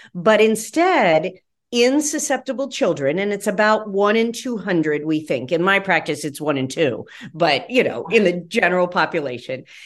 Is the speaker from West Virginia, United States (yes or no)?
yes; West Virginia, United States; where I grew up in West Virginia